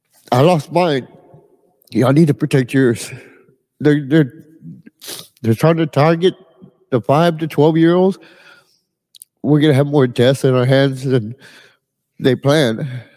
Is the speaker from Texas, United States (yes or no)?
yes; Edinburg, Texas, United States; I'm from Edinburgh, Texas.